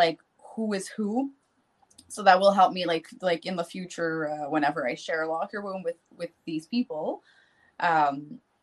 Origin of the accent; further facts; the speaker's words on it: New Brunswick, Canada; accent: Canadian French; first language French; English is a second language; I moved to the big city of my area because I'm from a small town